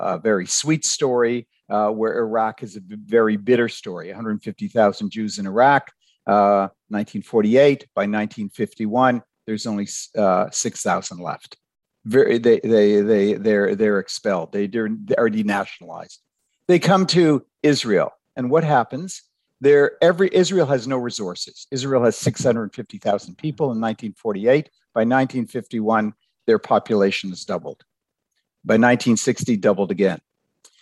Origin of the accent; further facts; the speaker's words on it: Ottawa, Ontario, Canada; I grew up in Ottawa.